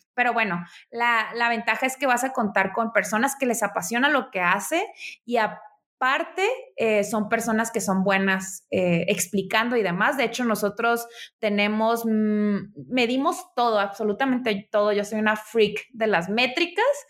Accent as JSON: {"language": "Spanish", "town": "Tijuana", "region": "Baja California", "country": "Mexico", "tie": "born or raised there", "also_born_or_lived": "Mexico City", "moved": "yes", "said": "soy originaria de Tijuana"}